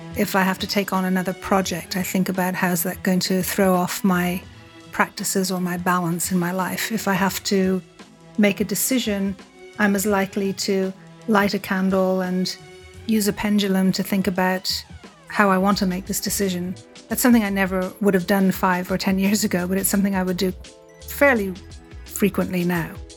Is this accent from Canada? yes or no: no; Dublin, Leinster, Ireland; I grew up in Dublin